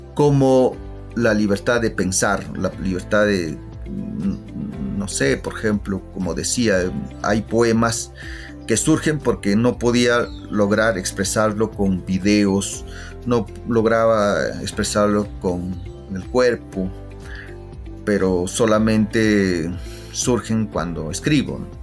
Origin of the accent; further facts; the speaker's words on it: Huancayo, Junín, Peru; moved away as an adult; also born or lived in Germany; Mi infancia en, en, Huancayo o en, mi pueblo